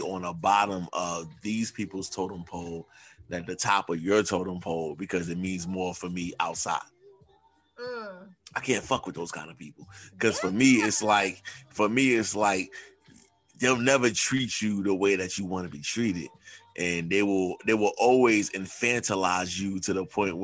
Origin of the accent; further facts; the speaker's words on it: New York City, New York, United States; I'm from New York City.